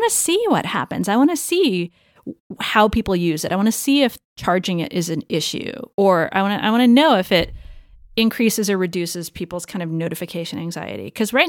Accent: Los Angeles, California, United States; now in San Francisco, United States; Los Angeles. I always wanted to get away from Los Angeles, come to San Francisco.

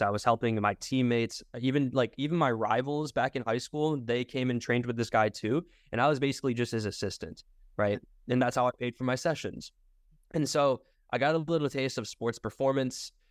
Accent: Michigan, United States; I'm originally from Michigan

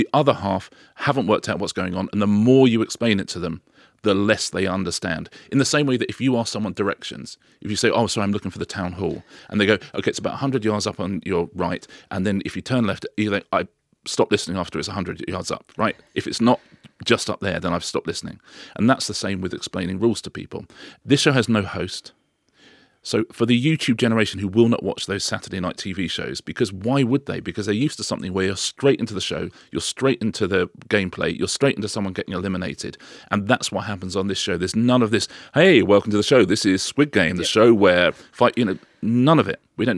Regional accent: United Kingdom; I'm British.

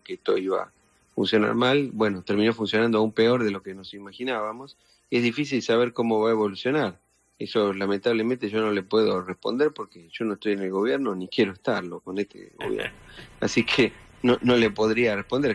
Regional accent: Argentina

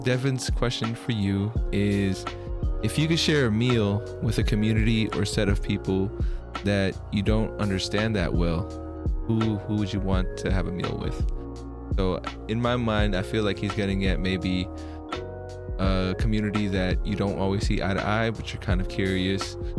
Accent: United States; also born or lived in Philippines; I was born in the Philippines, came out to America when I was about 4.

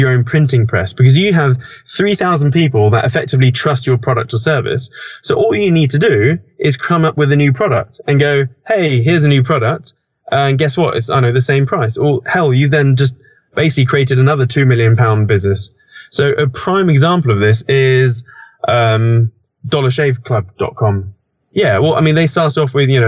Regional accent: United Kingdom; I'm British

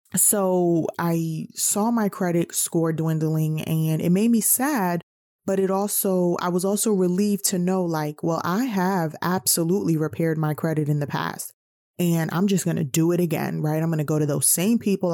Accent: New York, United States; growing up in New York, being a New Yorker

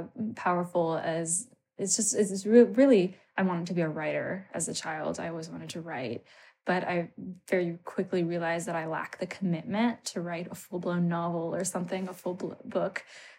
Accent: Maryland, United States; also born or lived in Canada; moved to the U.S. and then lived between the U.S. and Canada for, you know, while I was a child, but I grew up in Maryland.

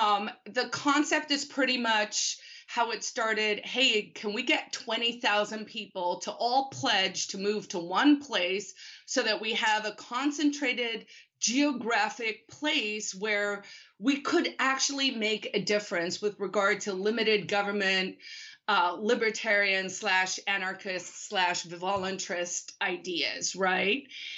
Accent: South Africa; So I'm originally from South Africa. My dad was a diplomat. So I sort of grew up all over the world.

